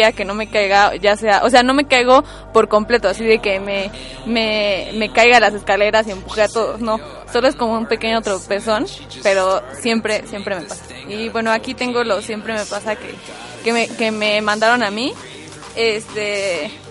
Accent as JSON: {"language": "Spanish", "country": "Mexico", "said": "fracasé como mexicana"}